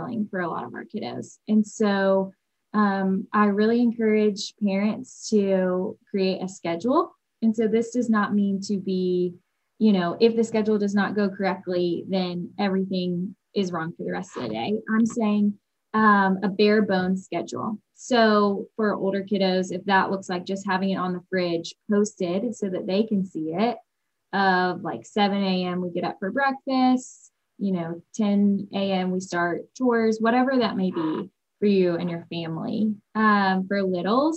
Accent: Nashville, Tennessee, United States; now in Birmingham, United States; I am originally from Nashville, Tennessee

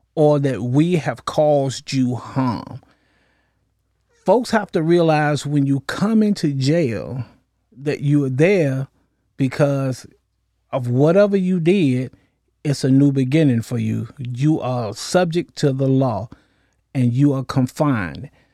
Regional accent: Norfolk, Virginia, United States; I'm originally from Norfolk, Virginia, raised up in the projects of Norfolk

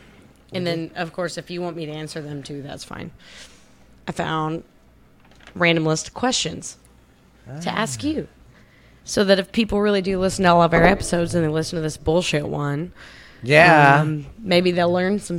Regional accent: Austin, Texas, United States; also born or lived in Bastrop, Texas; I was born in Austin.

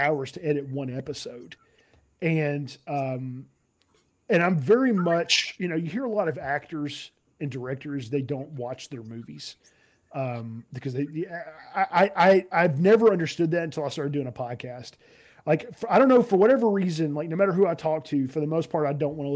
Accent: Nashville, Tennessee, United States; moved away; I'm originally from Nashville

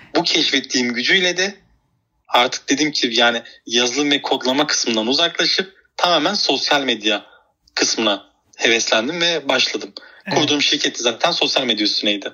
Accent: Iskenderun, Hatay, Turkey; also born or lived in Istanbul; Hatay doğumluyum ben.

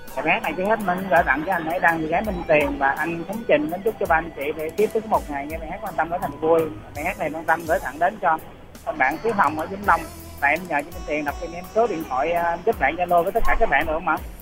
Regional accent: Ho Chi Minh City, Vietnam; now in Tien Giang, Vietnam; quê của em thì ở thành phố Hồ Chí Minh

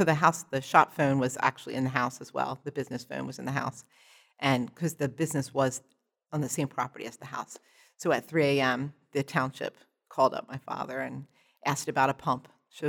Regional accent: Perkasie, Pennsylvania, United States; I'm from Perkasie, Pennsylvania, which is just about an hour north of Philadelphia.

